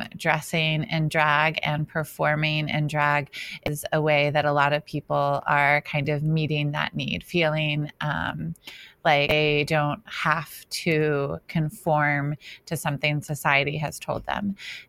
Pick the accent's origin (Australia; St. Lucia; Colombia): Australia; Let me just say that I lived in Australia for 7 years. I am Australian. I cannot do an Australian accent.